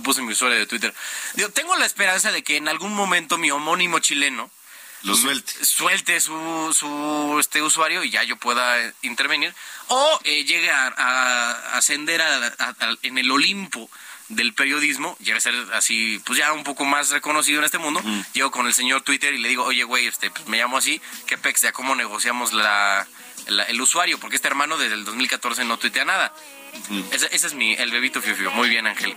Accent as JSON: {"language": "Spanish", "country": "Mexico", "said": "siendo mexicano, producto de un mestizaje de varias centurias"}